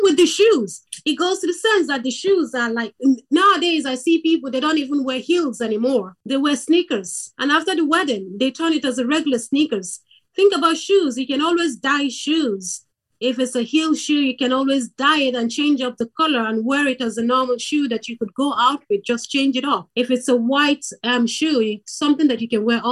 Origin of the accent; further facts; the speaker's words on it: Nigeria; now in Ireland; I am originally from Nigeria. I live in Ireland.